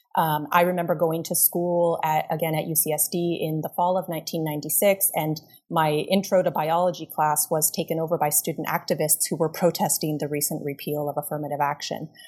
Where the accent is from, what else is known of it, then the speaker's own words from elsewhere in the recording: Los Angeles, California, United States; I um, am from Los Angeles. I grew up in Los Angeles in the suburbs